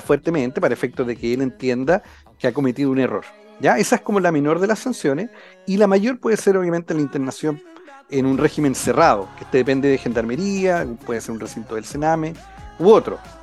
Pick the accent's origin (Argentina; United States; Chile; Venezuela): Chile; Concepción, Biobío; Yo soy acá de, de Concepción, he estado siempre acá en en la zona